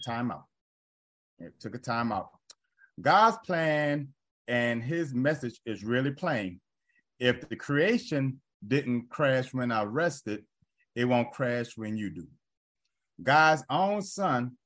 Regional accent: New Orleans, Louisiana, United States; moved away; in my home state, in my home city

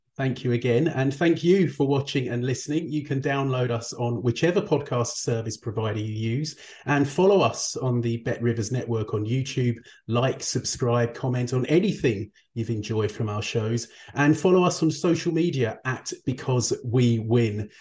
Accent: United Kingdom; I'm British

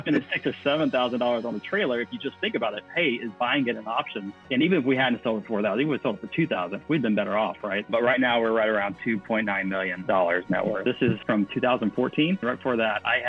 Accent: Mississippi, United States; moved away as an adult; also born or lived in Virginia / California; I'm originally from Mississippi, and that's where I got my nursing license

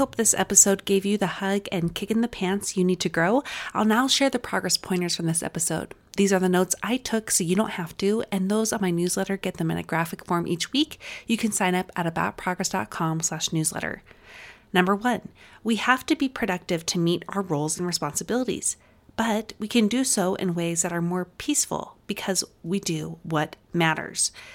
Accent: Utah, United States; accent: Utah; my Utah accent was coming, like, on full strong there

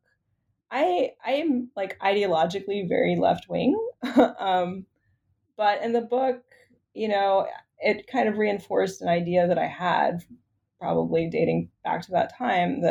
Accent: Richmond, Virginia, United States; moved away as an adult; also born or lived in Chicago / Washington, D.C.; I grew up in Richmond, Virginia, which is, you know, the capital of Virginia, medium-sized city

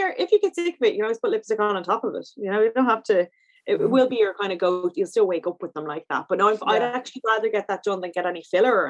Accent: Ireland; I'm so Irish

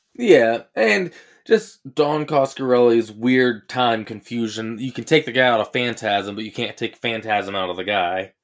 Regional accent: United States; I'm American.

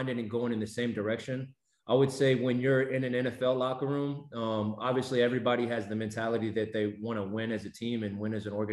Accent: Texas, United States; I'm from Texas

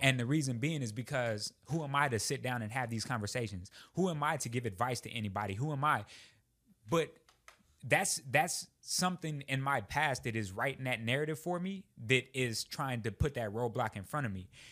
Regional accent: Texas, United States; moved away as an adult; I would never leave the great state of Texas

